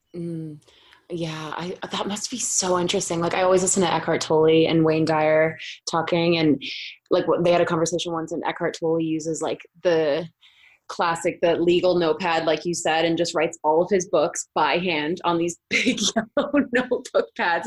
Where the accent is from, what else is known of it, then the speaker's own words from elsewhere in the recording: Boston, Massachusetts, United States; now in Colorado, United States; I'm from Boston, but I'm now in Colorado